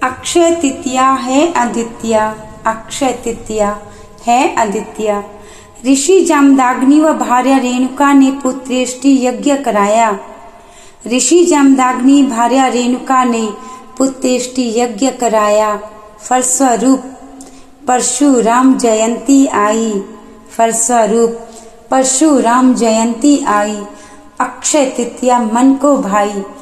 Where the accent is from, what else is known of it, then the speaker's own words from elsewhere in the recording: Palampur, Himachal Pradesh, India; मैं पालनपुर हिमाचल प्रदेश की रहने वाली हूँ